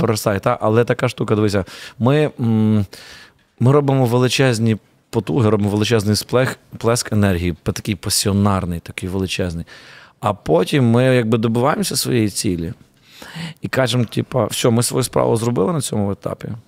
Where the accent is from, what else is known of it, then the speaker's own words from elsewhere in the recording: Ivano-Frankivsk, Ivano-Frankivsk Oblast, Ukraine; я з Франківська